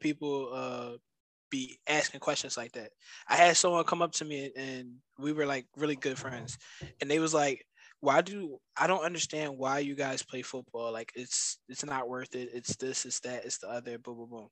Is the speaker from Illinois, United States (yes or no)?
no; Philadelphia, Pennsylvania, United States; I'm from Philly